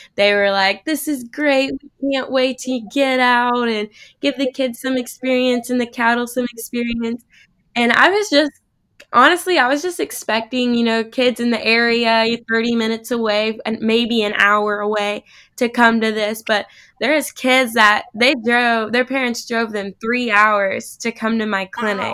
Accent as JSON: {"language": "English", "town": "Manhattan", "region": "Kansas", "country": "United States", "said": "I'm from Kansas originally, just outside of Manhattan there"}